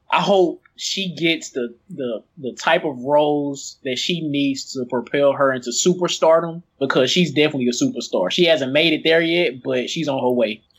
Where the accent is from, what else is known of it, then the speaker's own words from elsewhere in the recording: East St. Louis, Illinois, United States; here in my hometown, um, for the past few years